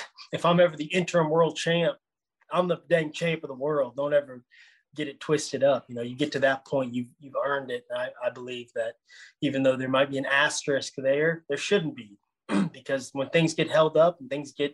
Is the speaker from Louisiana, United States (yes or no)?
yes; Shreveport, Louisiana, United States; moved away as an adult; also born or lived in Florida / Northern California; now in Houston, United States; I grew up in Shreveport, Louisiana, but I've been bouncing around my entire career